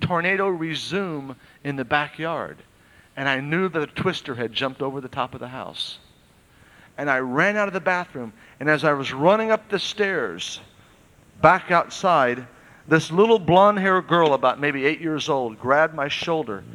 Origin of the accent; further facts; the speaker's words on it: Oklahoma, United States; I was raised in Oklahoma and there's many twisters